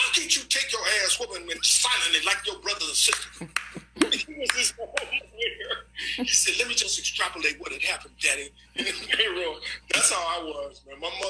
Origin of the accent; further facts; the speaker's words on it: Detroit, Michigan, United States; I'm from Detroit.